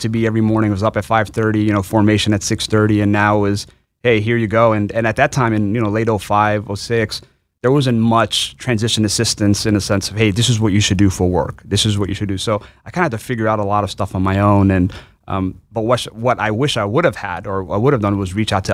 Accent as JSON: {"language": "English", "town": "New York City", "region": "New York", "country": "United States", "tie": "born or raised there", "said": "I was born and raised in New York"}